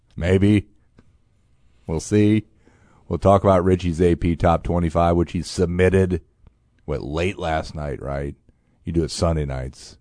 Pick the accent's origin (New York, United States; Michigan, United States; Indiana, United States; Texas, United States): Indiana, United States; now in Champaign, United States; my home state, beautiful Indiana